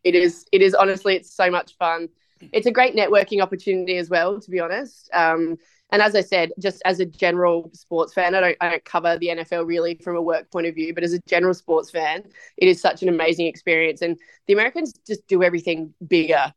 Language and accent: English; Australia; now in United States; as an Aussie over here